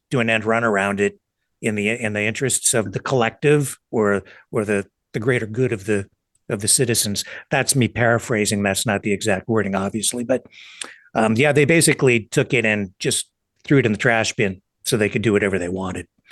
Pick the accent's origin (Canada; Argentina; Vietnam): Canada